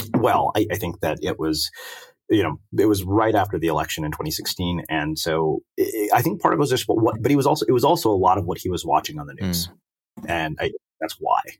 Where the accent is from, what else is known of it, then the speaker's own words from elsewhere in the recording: Texas, United States; moved away; I grew up in Texas